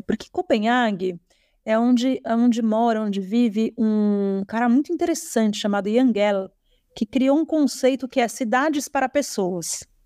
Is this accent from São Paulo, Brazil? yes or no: yes; São Paulo, Brazil; eu Sou paulistana, nascida na cidade de São Paulo